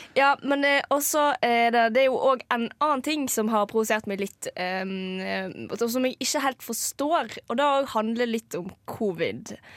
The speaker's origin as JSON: {"language": "Norwegian", "country": "Norway", "also_born_or_lived": "Trondheim", "moved": "yes", "said": "jeg kommer fra Norges nest minste kommune"}